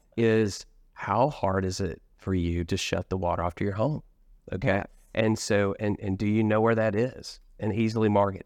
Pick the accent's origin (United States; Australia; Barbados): United States; Midwest; now in Richardson, Texas, United States; I was born in the Midwest